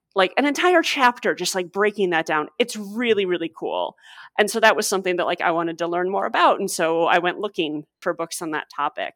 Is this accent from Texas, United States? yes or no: no; St. Louis, Missouri, United States; I grew up in Saint Louis